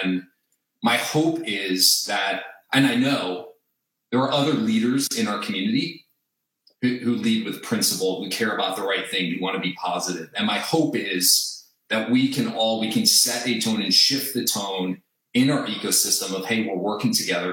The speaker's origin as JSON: {"language": "English", "region": "New Jersey", "country": "United States", "tie": "born or raised there", "said": "I grew up in New Jersey"}